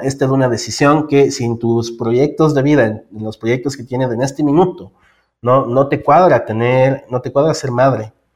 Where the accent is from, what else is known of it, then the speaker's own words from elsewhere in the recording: Ecuador; also born or lived in Quito; soy eh, del Ecuador, vivo en Quito